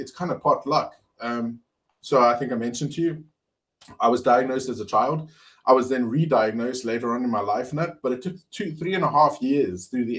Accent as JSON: {"language": "English", "town": "Cape Town", "region": "Western Cape", "country": "South Africa", "said": "So I'm from Cape Town, or the Western Cape originally."}